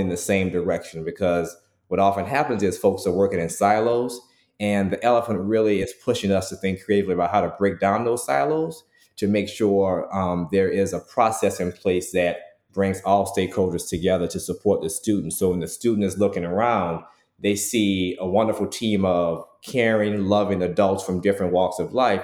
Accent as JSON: {"language": "English", "town": "New Orleans", "region": "Louisiana", "country": "United States", "said": "I'm from New Orleans"}